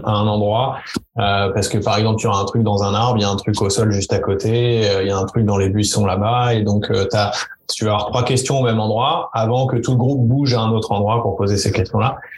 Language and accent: French; France; chez nous en France